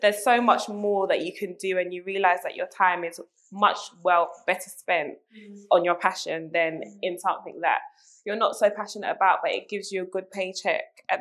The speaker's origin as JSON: {"language": "English", "region": "London", "country": "United Kingdom", "tie": "born or raised there", "said": "I'm very East London. I grew up in London"}